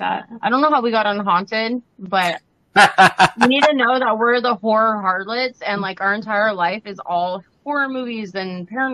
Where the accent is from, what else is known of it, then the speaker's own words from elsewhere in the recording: Ventura, California, United States; also born or lived in Los Angeles, California; I grew up in Ventura in, like, southern central California. It's probably about, like, 45 miles north of L.A. Yeah, 45 miles north of L.A.